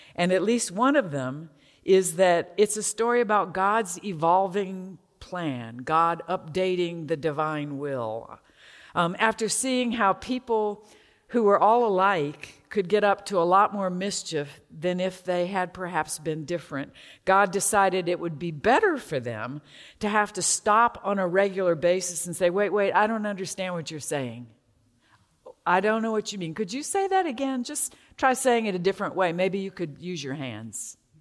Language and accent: English; Atlanta, Georgia, United States; I grew up in Druid Hills, a leafy suburb of Atlanta near Emory University